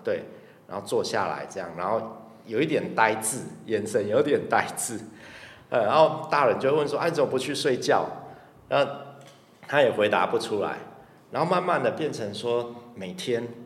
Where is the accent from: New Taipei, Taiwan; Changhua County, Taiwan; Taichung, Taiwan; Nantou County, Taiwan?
Taichung, Taiwan; 我从小在台中长大